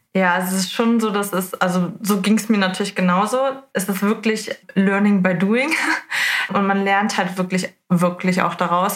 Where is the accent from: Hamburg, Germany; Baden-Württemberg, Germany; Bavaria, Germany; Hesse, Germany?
Hamburg, Germany; Ich komme aus Hamburg